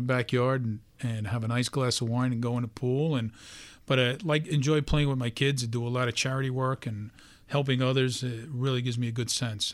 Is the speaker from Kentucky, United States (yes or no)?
no; New York City, New York, United States; a regular guy, born and raised in Brooklyn